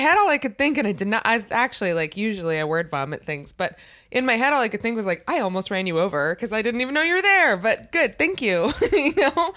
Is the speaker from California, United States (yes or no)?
no; near Baltimore, Maryland, United States